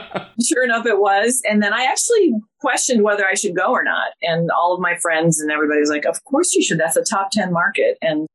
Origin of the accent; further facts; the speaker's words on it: Columbus, Ohio, United States; I'm a good Midwest girl.